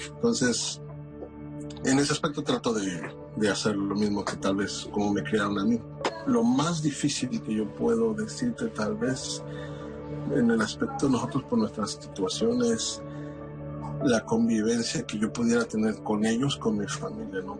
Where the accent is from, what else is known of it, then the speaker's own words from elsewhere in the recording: Mexico; now in New York, United States; mi esposa y yo somos una familia mexicana, radicamos en la ciudad de Nueva York